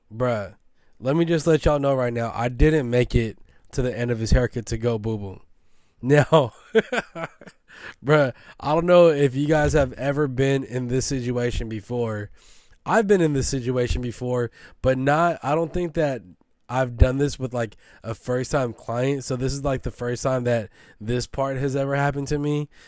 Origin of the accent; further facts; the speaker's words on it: San Francisco, California, United States; I'm from Baby Hunter's Point